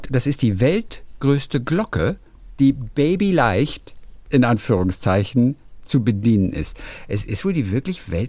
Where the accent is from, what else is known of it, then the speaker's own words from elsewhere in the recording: Rochlitz, Saxony, Germany; born there; meine Bilder auf einem kleinen Regionalmarkt in meiner Geburtsstadt Rochlitz auszustellen